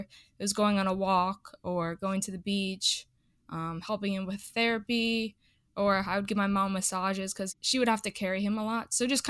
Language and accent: English; Midwest, United States; Yeah, honestly, growing up in the Midwest, I feel like I didn't have to deal with that as much.